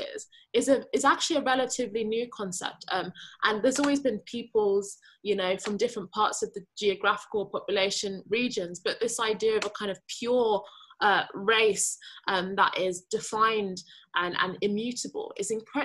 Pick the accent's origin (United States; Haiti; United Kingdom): United Kingdom; I identify largely as British. You know, I don't actually have Nigerian nationality. I wasn't born there. I don't speak the language, but I still recognize that that tradition within my heritage. So generally I say I'm British Nigerian